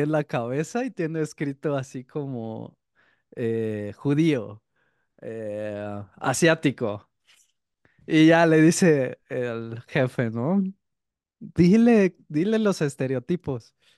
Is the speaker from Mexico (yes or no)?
yes; Mexico